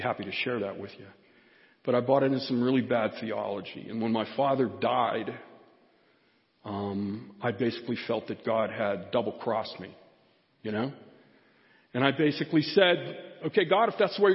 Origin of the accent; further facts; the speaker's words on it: Pittsburgh, Pennsylvania, United States; Pittsburgh, which is my hometown